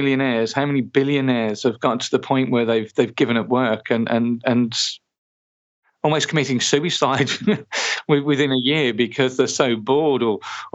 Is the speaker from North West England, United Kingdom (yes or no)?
no; Birmingham, West Midlands, United Kingdom; I was born in East Birmingham.